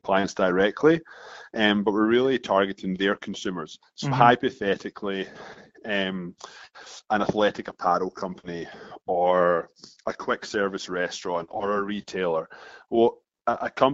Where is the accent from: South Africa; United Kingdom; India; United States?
United Kingdom; Scotland; moved away as an adult; now in Toronto, Canada; You probably notice I've got an accent here. I'm from Scotland.